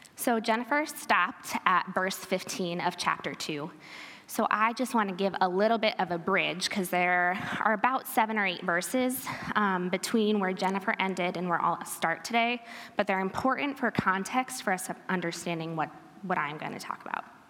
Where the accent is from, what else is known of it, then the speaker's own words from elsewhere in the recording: Pella, Iowa, United States; I am an Iowan, born and bred